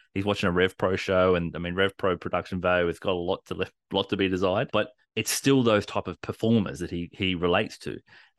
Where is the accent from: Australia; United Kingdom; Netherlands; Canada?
Australia; We're Australian. It's built into us.